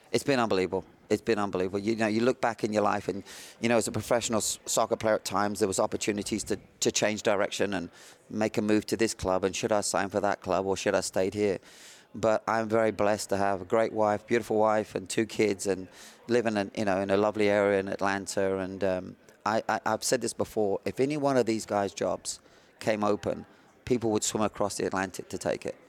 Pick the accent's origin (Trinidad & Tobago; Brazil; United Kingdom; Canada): United Kingdom; south of England; also born or lived in the Midlands; now in United States; living in, uh, south of England, born in the Midlands